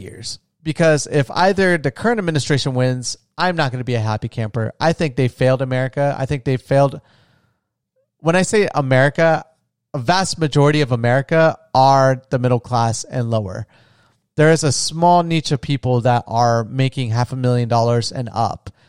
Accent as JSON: {"language": "English", "region": "Florida", "country": "United States", "tie": "born or raised there", "moved": "yes", "said": "I'm from a small retirement town in Florida."}